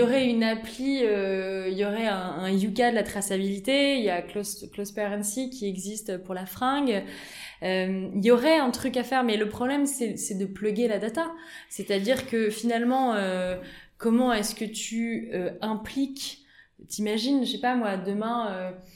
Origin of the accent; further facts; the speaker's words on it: Auvergne-Rhône-Alpes, France; moved away; also born or lived in United States; on est natifs d'Auvergne